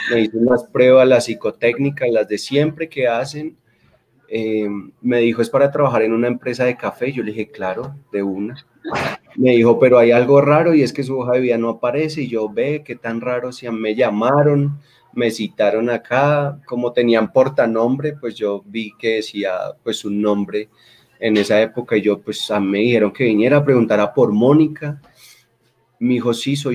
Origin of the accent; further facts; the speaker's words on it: Bogota, Colombia; Eh, soy bogotano, soy bogotano, tengo dos hermanos, soy el de la mitad, mis padres son de orígenes boyacenses